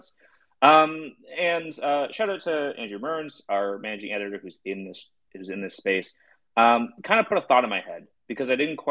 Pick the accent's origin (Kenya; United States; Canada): Canada; I am Canadian.